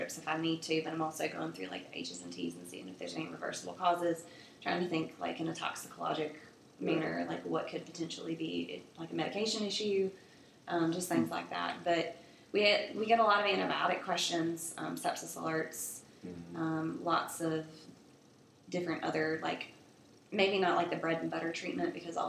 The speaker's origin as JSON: {"language": "English", "area": "Bertie County", "region": "North Carolina", "country": "United States", "also_born_or_lived": "Elizabeth City, North Carolina", "moved": "as an adult", "lives_now": "Charlotte, United States", "said": "I'm from Bertie County, North Carolina, which is about 4.5-5 hours from here out towards the coast"}